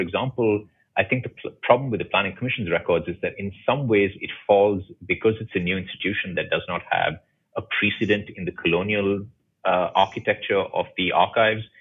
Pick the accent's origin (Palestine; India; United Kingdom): India; as an Indian